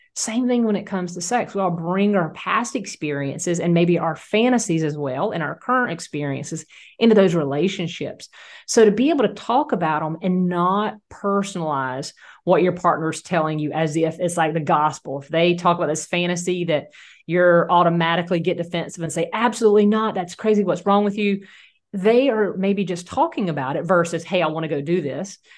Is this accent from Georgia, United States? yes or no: yes; Southeast Georgia, United States; also born or lived in Louisiana; my hometown